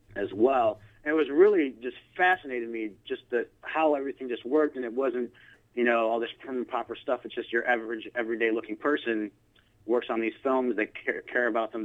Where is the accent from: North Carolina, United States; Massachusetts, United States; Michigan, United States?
Michigan, United States; Grand Rapids; also born or lived in Italy; I grew up in uh, Grand Rapids, Michigan, where I still currently reside